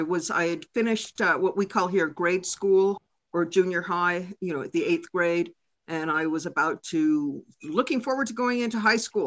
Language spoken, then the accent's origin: English; Redondo Beach, California, United States; I was raised in Redondo Beach, California.